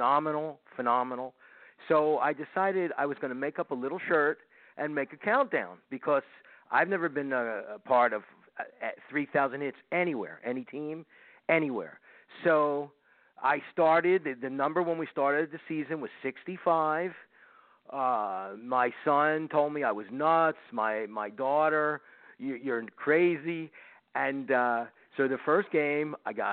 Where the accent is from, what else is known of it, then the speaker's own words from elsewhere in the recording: Philadelphia, Pennsylvania, United States; now in Miami, United States; I grew up in Philly. Phillies were my team